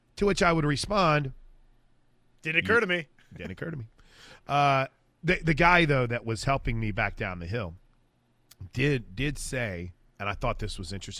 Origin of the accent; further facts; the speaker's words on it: Midwest, United States; moved away; I grew up in the Midwest